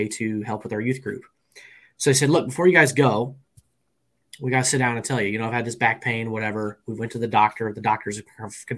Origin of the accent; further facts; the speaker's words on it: Peoria, Illinois, United States; Central Illinois, around the Peoria, Illinois area